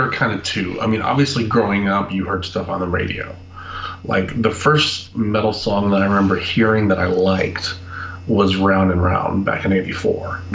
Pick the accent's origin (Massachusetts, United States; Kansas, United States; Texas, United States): Texas, United States; moved away; also born or lived in California; I grew up in Texas